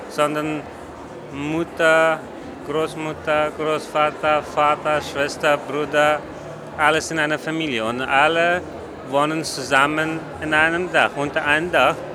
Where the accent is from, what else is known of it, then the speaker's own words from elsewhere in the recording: Kabul, Afghanistan; German is a second language; now in Vienna, Austria; Ich komme aus Afghanistan, aus äh, Kabul, Hauptstadt von Afghanistan.